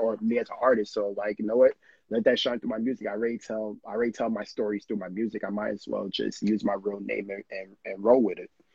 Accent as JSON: {"language": "English", "town": "New York City", "region": "New York", "country": "United States", "tie": "born or raised there", "said": "born and raised in New York"}